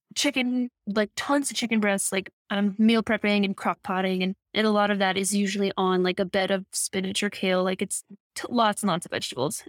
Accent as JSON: {"language": "English", "region": "Midwest", "country": "United States", "tie": "born or raised there", "said": "I grew up in the Midwest"}